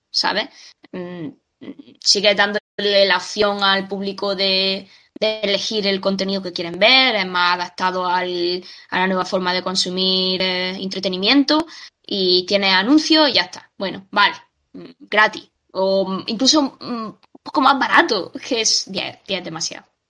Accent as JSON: {"language": "Spanish", "country": "Spain", "said": "soy español"}